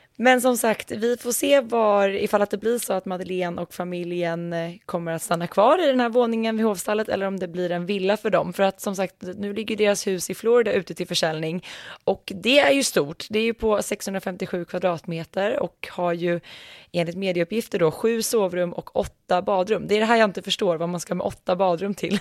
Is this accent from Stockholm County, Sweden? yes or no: no; Västmanland, Sweden; Det här är ju faktiskt mina hemtrakter